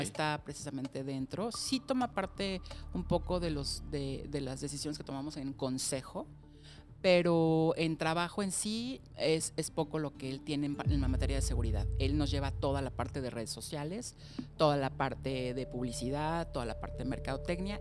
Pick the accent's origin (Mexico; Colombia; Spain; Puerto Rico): Mexico; Mexico City; yo nací en la Ciudad de México hace 47 años